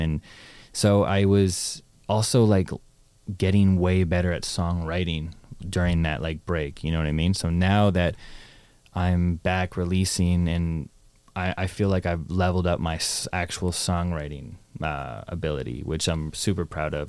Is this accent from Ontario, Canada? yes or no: yes; Toronto, Ontario, Canada; moved away as an adult; also born or lived in Ottawa / Los Angeles; I was born in Toronto, moved to Ottawa, then moved back to Toronto, and then went to university, and then moved from Toronto to America, L